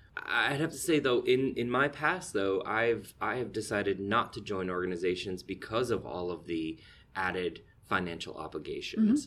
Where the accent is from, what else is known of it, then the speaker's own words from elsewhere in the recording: Keeseville, New York, United States; I actually spent, uh, my earliest years growing up in Katyville